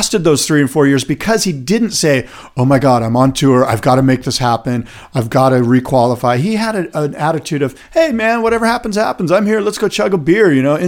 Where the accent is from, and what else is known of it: Encinitas, California, United States; born or raised there